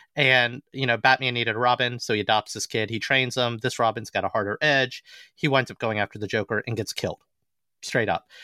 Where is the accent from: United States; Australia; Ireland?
United States; the South; growing up in Southern majority society